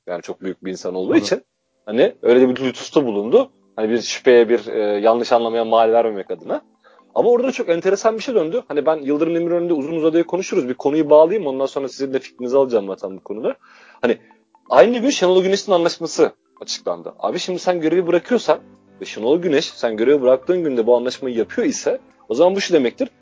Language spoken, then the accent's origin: Turkish; Trabzon, Turkey; Yani biliyorsun Trabzonluyum en nihayetinde.